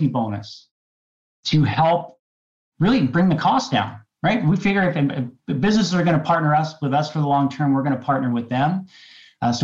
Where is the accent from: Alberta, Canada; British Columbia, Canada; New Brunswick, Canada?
British Columbia, Canada; Qualicum Beach; We grew up in Qualicum Beach